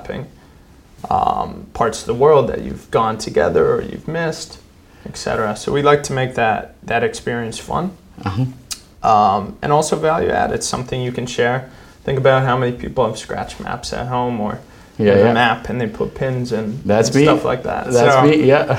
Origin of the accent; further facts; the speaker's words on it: Western Canada, Canada; moved away as an adult; also born or lived in United States; I grew up in Western Canada